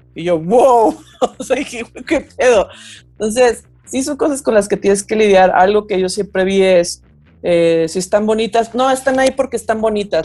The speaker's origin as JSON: {"language": "Spanish", "town": "Guadalajara", "region": "Jalisco", "country": "Mexico", "said": "soy música em, de Guadalajara"}